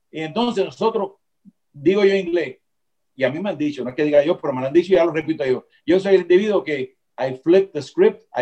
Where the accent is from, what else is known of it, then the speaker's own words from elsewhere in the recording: Cuba; now in Miami, United States; Pero tengo que volver a Miami porque soy latino, soy cubano.